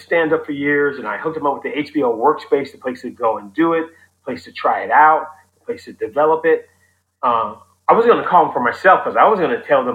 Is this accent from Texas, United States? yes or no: no; Oakland, California, United States; I grew up in Oakland in the 70s